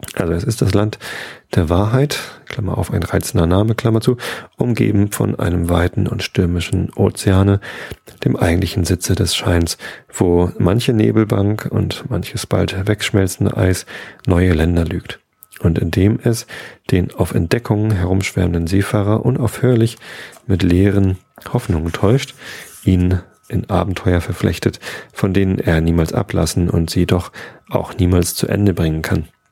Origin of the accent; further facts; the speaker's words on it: Wistedt, Lower Saxony, Germany; Also ich bin in Visted aufgewachsen, aber in Tosted war dieser Kiosk